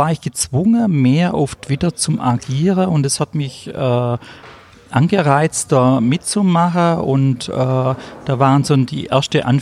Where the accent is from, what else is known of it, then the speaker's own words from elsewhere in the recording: Kirchheim unter Teck, Baden-Württemberg, Germany; Äh, ich bin 51 Jahre alt, ich bin aus Kirchheim unter Tech, das ist bei Stuttgart.